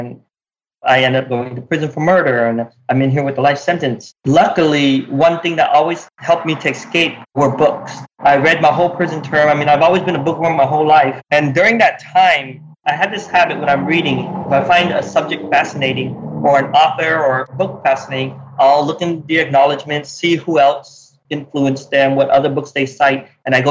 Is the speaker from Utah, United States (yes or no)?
yes; Utah, United States; growing up in Utah